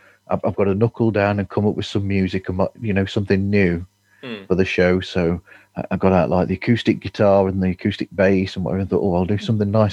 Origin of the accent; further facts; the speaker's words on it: United Kingdom; we're British